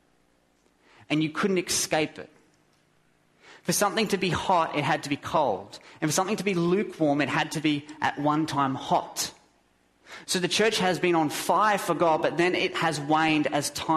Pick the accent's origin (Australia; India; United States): Australia; I'm an Aussie